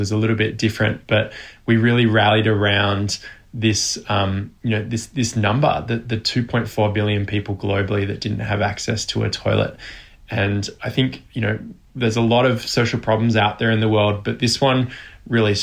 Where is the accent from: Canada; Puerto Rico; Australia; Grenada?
Australia; I was born in Australia.